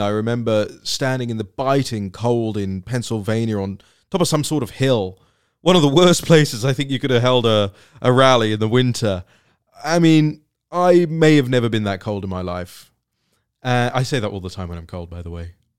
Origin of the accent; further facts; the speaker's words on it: United Kingdom; moved away; for somebody like me who will probably go back to live there at some point in my life, it's, it's my home country